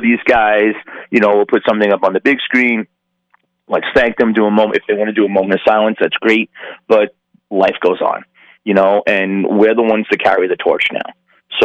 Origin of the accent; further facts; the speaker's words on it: New York, United States; now in Las Vegas, United States; I'm from New York